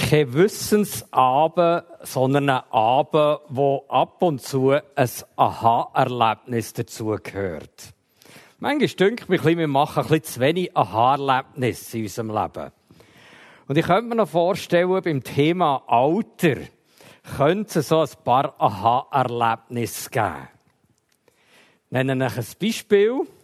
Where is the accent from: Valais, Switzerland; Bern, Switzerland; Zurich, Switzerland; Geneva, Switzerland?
Bern, Switzerland; Emmental; Ich bin im Emmental aufgewachsen